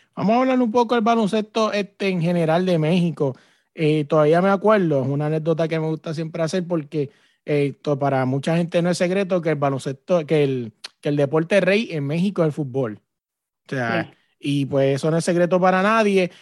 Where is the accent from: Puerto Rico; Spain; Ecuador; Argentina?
Puerto Rico; yo que soy de Puerto Rico